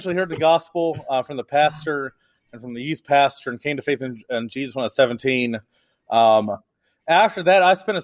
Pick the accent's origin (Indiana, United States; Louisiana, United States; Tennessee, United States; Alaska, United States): Indiana, United States; moved away as an adult; now in Floresville, United States; I grew up in Indiana and have lived in the South for the last 2008 to 12 years